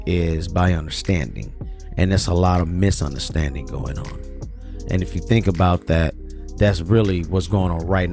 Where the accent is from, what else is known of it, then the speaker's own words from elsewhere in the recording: the South, United States; also born or lived in Birmingham, Alabama; I grew up in the South.